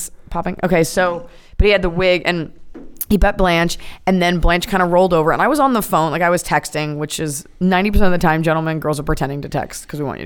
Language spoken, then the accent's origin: English; Dallas, Texas, United States; I'm from Dallas, Texas, so there's not a lot of, like, Hollywood aspects there